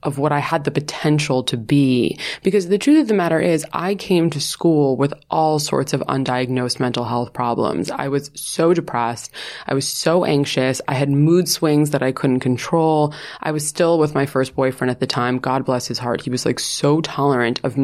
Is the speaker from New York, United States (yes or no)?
yes; New York, United States; moved away; I'm from New York, which like no one at my school was